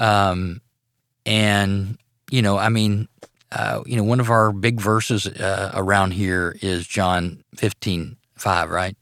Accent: Arcadia, Louisiana, United States; I grew up in North Louisiana in a little town called Arcadia.

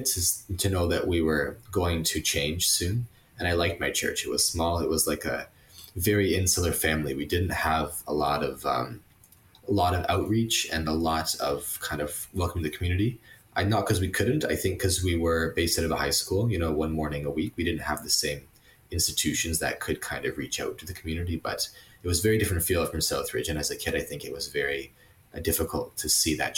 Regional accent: Vineland, Ontario, Canada; also born or lived in Grimsby, Ontario; I was born and raised in Niagara. I lived in Grimsby, then Vineland, my whole life.

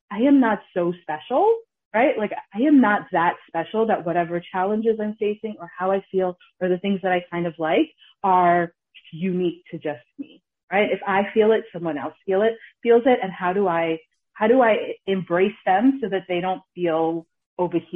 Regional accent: Ghana; We're we're Ghanaian, we're we're from Kings

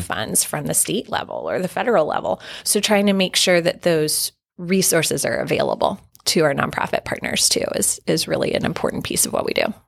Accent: South Carolina, United States; moved away; my mom still does lead a private foundation in my hometown in South Carolina

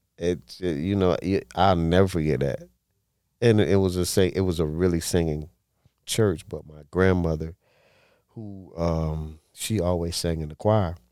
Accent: West Palm Beach, Florida, United States; born and raised in West Palm Beach

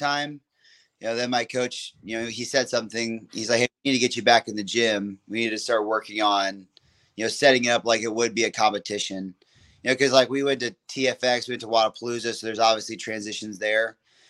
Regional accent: Alabama, United States; And like, we're from Alabama.

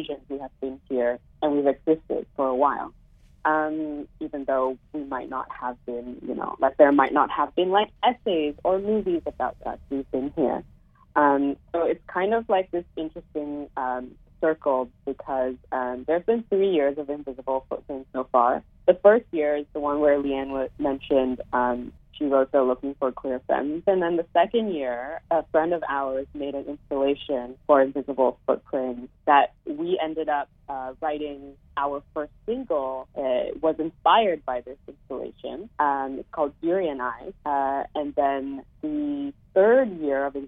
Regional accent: Calgary, Alberta, Canada; now in Toronto, Canada; I'm actually originally from Calgary, and I went to a small school, like, south of Calgary.

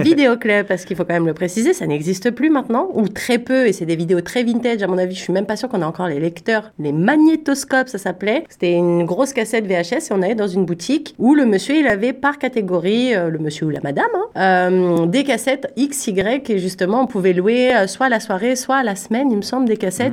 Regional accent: Paris, Île-de-France, France; moved away; j'étais de Paris

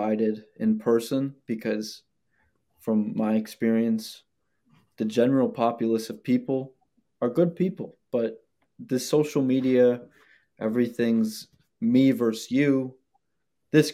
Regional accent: Buffalo, New York, United States; I was born here

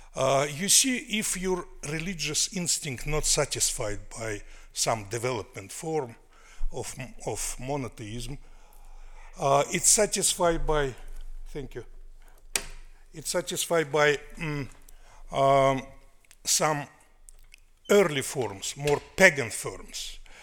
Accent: Russia; accent: New York accent; English is a second language; moved away as an adult; now in New York, United States; soviet russia of my childhood

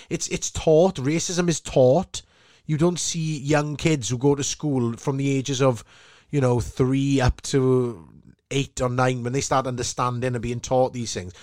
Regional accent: Port Talbot, Wales, United Kingdom; from Sam Fields in Port Albert

